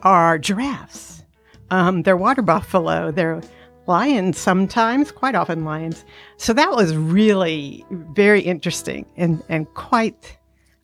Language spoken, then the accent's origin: English; Houston, Texas, United States; I'm from Houston, Texas